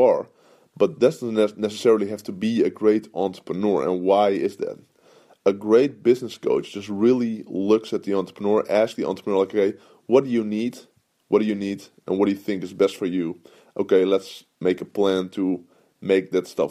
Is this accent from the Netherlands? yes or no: yes; Netherlands; I'm from Holland